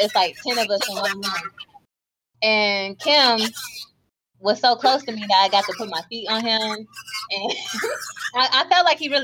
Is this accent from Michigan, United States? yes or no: yes; Michigan, United States; now in Lubbock, United States; I'm from Michigan. I currently live in Texas. Unfortunately, Lubbock, Texas